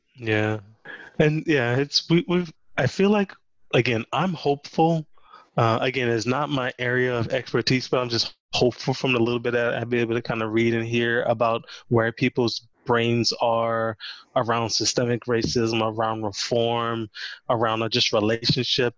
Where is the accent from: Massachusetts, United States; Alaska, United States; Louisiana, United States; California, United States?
Louisiana, United States; growing up in Louisiana, um, we didn't have an NBA team